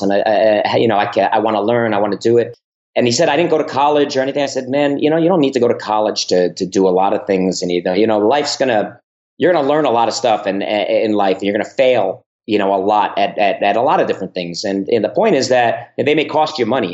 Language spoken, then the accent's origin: English; New Jersey, United States; also born or lived in Bronx, New York; I was born in New York in the Bronx. Uh, I grew up uh, on the East Coast and mostly in New Jersey, right outside of New York City